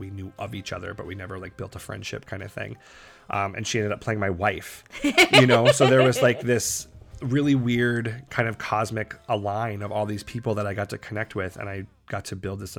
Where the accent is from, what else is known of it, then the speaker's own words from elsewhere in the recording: East Coast, United States; moved away; Because we're from the East Coast.